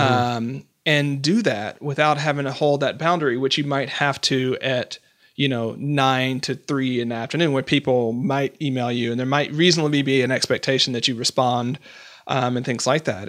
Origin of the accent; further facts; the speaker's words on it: Portland, Oregon, United States; I'm from Portland, Oregon